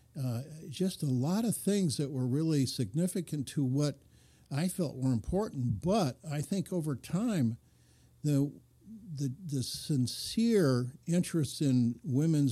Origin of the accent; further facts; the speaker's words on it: Lansing, Michigan, United States; grew up in a automobile industry town in Lansing